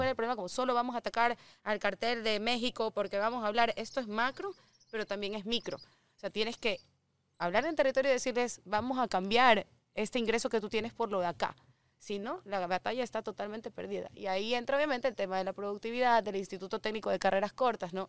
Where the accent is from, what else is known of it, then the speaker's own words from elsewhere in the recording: Ecuador; siendo ecuatoriana